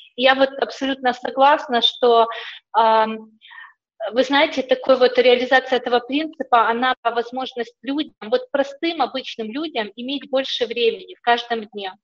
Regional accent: Ukraine; moved away as an adult; also born or lived in England; я сама из Украины

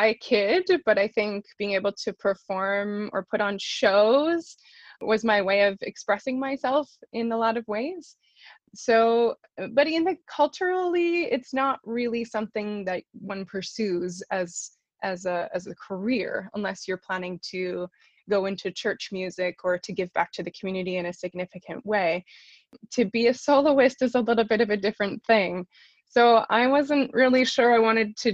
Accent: southern Manitoba, Canada; moved away as an adult; now in Toronto, Canada; I'm originally from southern Manitoba. I've been based in Toronto for the last little while, but my roots are back here in Manitoba, and I grew up in the Mennonite choral tradition

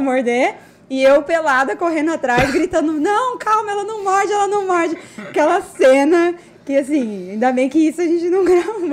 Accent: São Bernardo do Campo, São Paulo, Brazil; moved away as an adult; now in Cuiabá, Brazil; Eu sou de São Paulo

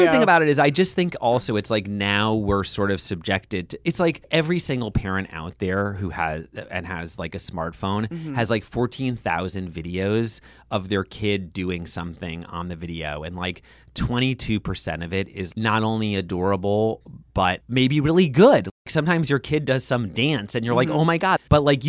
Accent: New York City, New York, United States; I'm from Brooklyn

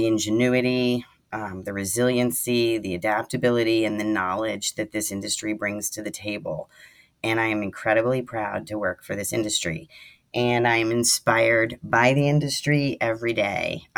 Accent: Virginia Beach, Virginia, United States; also born or lived in New England; now in West Coast, United States; I grew up in Virginia Beach and I grew up eating Chesapeake Bay blue crab

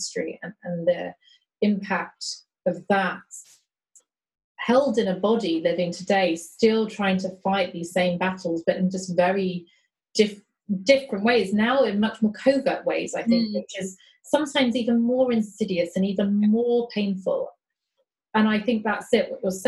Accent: London, United Kingdom; I grew up in South London, a very kind of, you know, mixed area

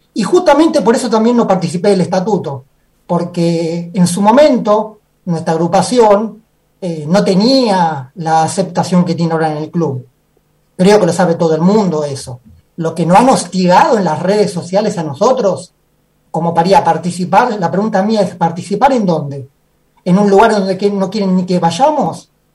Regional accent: Banfield, Buenos Aires Province, Argentina; yo soy de acá de Banfield, pero no de Banfield que vengo a Banfield, yo soy de Banfield de Banfield.

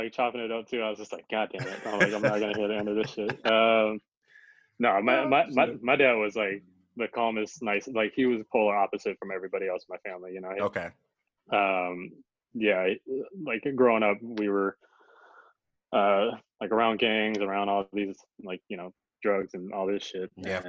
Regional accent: San Diego, California, United States; now in Los Angeles, United States; I grew up in San Diego, definitely a different time growing up. It was very like hood oriented.

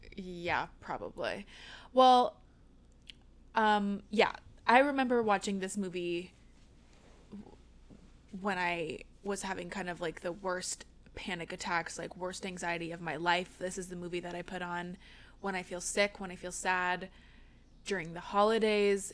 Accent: Seattle, Washington, United States; now in Los Angeles, United States; I'm from the Seattle area

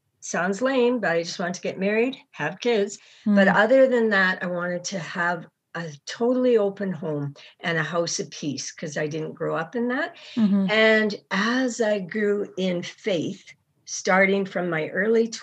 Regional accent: Edmonton, Alberta, Canada; moved away as an adult; also born or lived in India / Pakistan; I grew up in Edmonton. I was born in Edmonton.

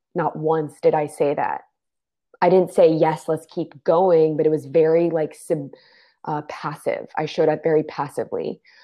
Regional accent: D.C., Maryland suburbs of Washington, United States; I was born and raised right outside of Washington, D.C., in the Maryland suburbs.

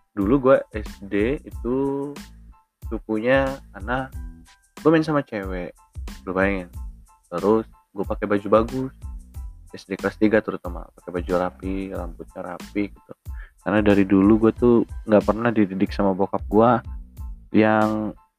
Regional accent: Bandar Lampung, Lampung, Indonesia; Gua lahir dari kecil di Bandar Lampung

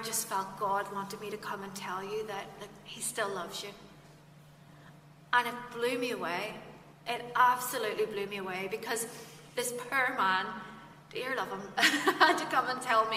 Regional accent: Fermanagh, Northern Ireland, United Kingdom; also born or lived in Kesh; I'm from Fermanagh, so you know, when you're down in the sticks

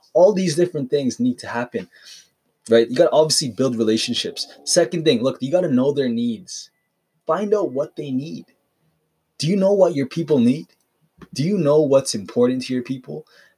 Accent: Calgary, Alberta, Canada; I'm from Calgary

